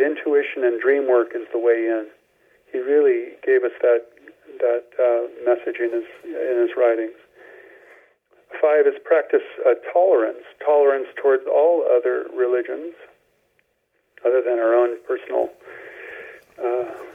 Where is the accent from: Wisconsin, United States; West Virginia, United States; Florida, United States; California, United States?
California, United States; Carmel; I was born in Carmel, California